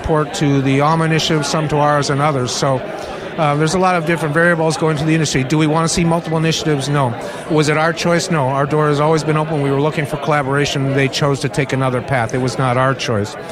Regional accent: San Jose, California, United States; San Jose, my hometown

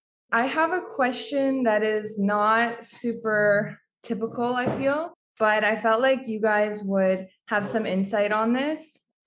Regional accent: Canada

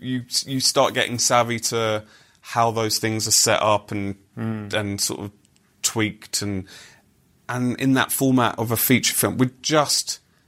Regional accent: United Kingdom; as British people

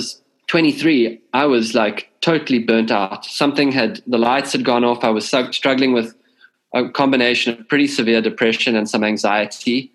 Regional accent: South Africa; growing up in South Africa

